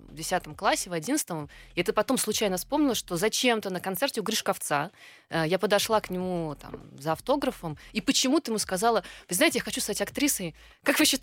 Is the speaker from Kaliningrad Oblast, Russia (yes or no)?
yes; Kaliningrad, Kaliningrad Oblast, Russia; born there; Да, я родилась в Калининграде.